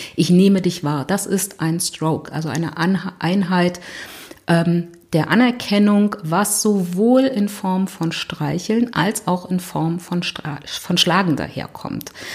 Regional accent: Berlin, Germany; ich komme aus Berlin

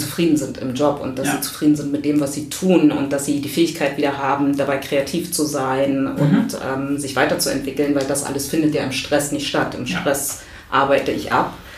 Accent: Berlin, Germany; ich komme aus Berlin

